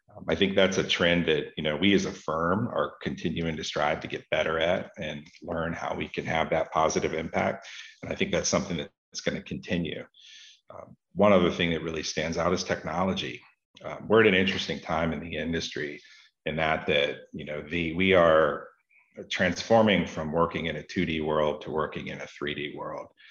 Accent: Florida, United States; I grew up here in Florida, in the southeastern part of the United States

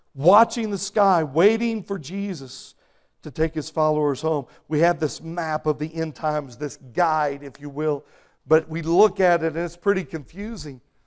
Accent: Texas, United States; moved away; When I was growing up in Texas

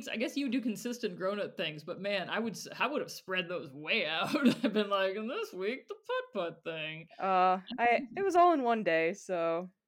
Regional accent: Michigan, United States; Growing up, because Kate and I grew up in Michigan

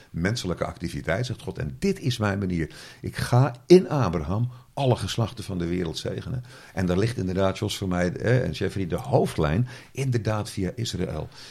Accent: Zeeland, Netherlands; accent: Zeeuws; mijn Zeeuwse dialect

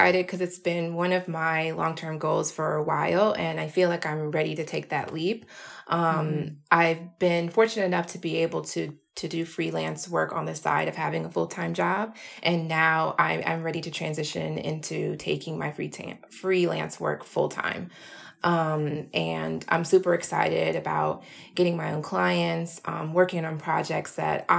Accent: Atlanta, Georgia, United States; moved away as an adult; now in New York, United States; I'm from Atlanta, Georgia originally

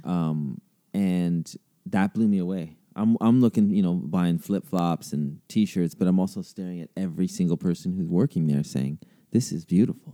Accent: Canada; as a Canadian kid growing up

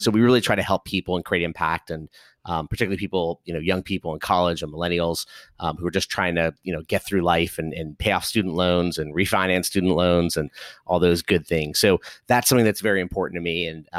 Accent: Los Angeles, California, United States; So I was born and raised in Los Angeles, the great state of California, and grew up there, had a chance to come to the East Coast for college

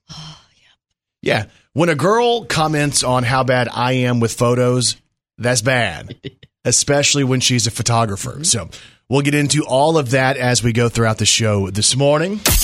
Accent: Texas, United States; I grew up in Texas

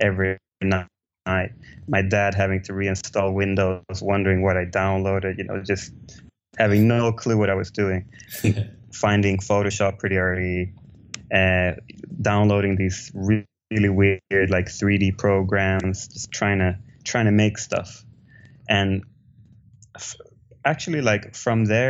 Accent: Stockholm, Stockholm County, Sweden; I grew up in Stockholm, Sweden

